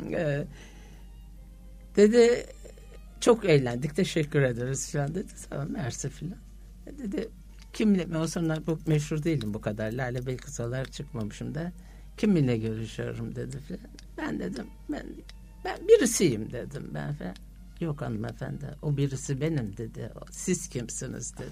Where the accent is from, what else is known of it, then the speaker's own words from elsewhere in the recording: Istanbul, Turkey; Eyüp'teki ev babam ben doğduğum zaman almış o Eyüp'teki evimizi